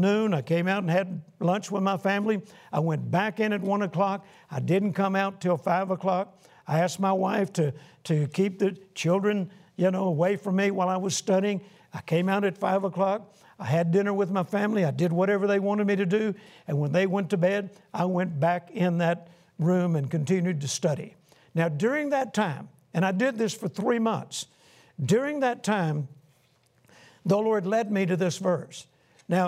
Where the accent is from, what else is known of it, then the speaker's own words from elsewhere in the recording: Shreveport, Louisiana, United States; Shreveport, Louisiana, my hometown where my wife Carol and I grew up